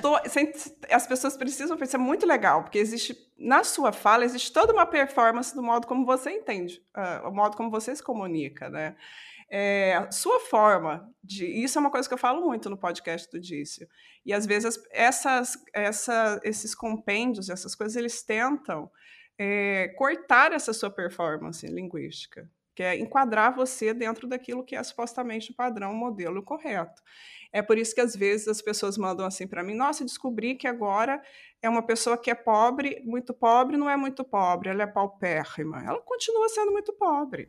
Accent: south of Minas Gerais, Brazil; accent: caipira; moved away as an adult; now in Portugal; sou mineira, sou do sul de Minas

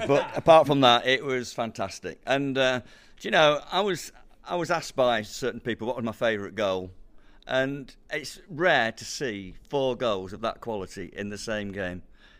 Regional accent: Yorkshire and the Humber, United Kingdom; accent: Yorkshire; moved away as an adult; now in Norwich, United Kingdom; I came down here 30 years ago, but I've still retained my Yorkshire accent.

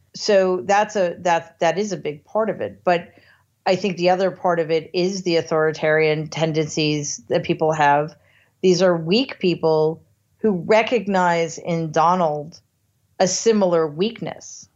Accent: United States; as an American

